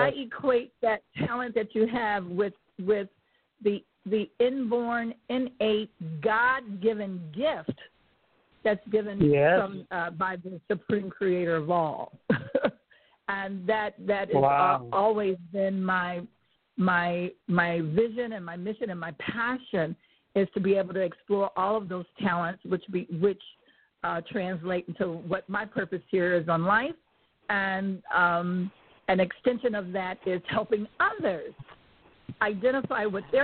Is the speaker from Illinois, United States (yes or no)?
yes; Chicago, Illinois, United States; I was born in Chicago. I grew up in a very musical family